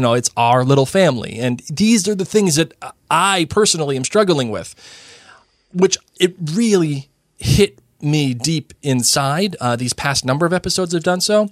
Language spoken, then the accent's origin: English; Massachusetts, United States; I grew up in Massachusetts